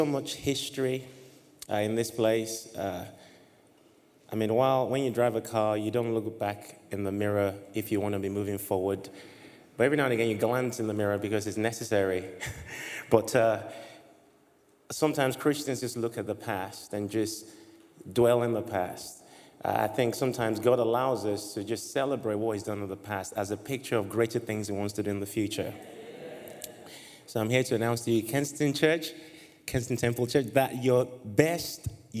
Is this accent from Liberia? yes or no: yes; Liberia; And I was born in Liberia. I'm assuming they're not like... There's a Liberian in the house. Yay! Oftentimes when I say that, I don't see any Liberians anywhere. So it's great to meet you, fellow Liberian.